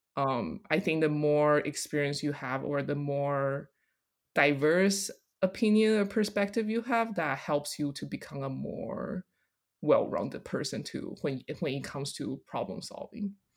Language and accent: English; Taiwan; also born or lived in Colorado; now in New York, United States; growing up in Taiwan